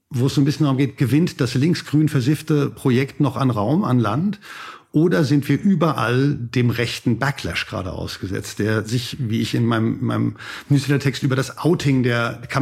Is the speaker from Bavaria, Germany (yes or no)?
no; Frankfurt am Main, Hesse, Germany; born there; also born or lived in Hamburg / Heidelberg / Boston / Stockholm; now in Berlin, Germany; Also ich bin in Frankfurt am Main geboren, in dieser schrecklichen Kapitalistenhochburg und bin dann so ein bisschen rumgezogen, Hamburg, Heidelberg, Boston, dann Stockholm